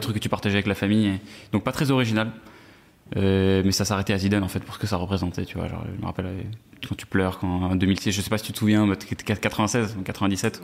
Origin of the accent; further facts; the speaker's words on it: Versailles, Île-de-France, France; j'ai grandi à Versailles